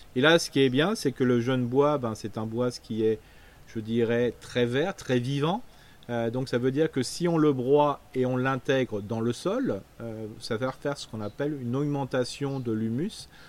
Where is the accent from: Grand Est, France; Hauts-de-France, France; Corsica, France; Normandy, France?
Grand Est, France; Alsace; on est alsacien, on mange une tarte flambée le samedi soir